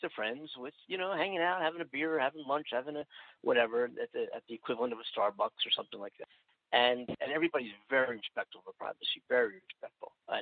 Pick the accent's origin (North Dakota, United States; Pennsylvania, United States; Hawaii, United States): Pennsylvania, United States; Philadelphia; now in California, United States; the Philadelphia Inquirer, my hometown